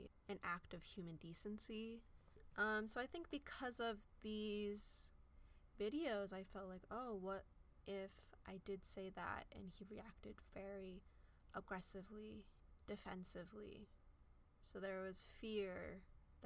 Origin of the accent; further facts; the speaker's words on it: United States; I am just as much American as anyone else